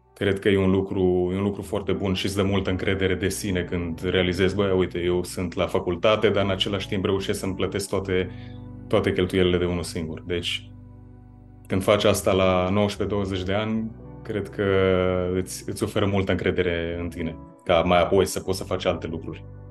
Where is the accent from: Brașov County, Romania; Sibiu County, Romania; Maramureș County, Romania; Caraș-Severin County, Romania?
Maramureș County, Romania; Baia Mare; moved away as an adult; also born or lived in Copenhagen, Denmark; eu eu sunt din Baia Mare și sunt cumva de la marginea orașului, nici măcar din centru